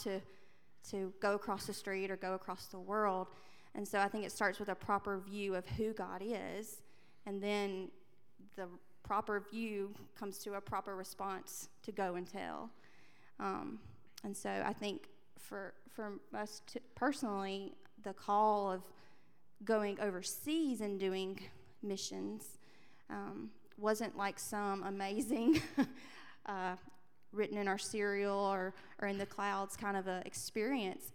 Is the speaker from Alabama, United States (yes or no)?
yes; Andalusia, Alabama, United States; also born or lived in London; I grew up in Andalusia, Alabama